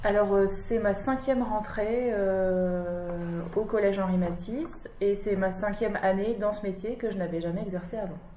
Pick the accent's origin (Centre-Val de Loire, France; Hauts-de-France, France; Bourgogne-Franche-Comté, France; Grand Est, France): Hauts-de-France, France; Lille; je suis originaire de Lille, dans le nord.